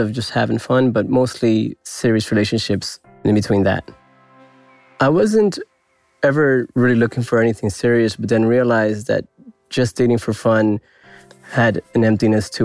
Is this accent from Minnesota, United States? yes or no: no; New York City, New York, United States; I'm from New York City.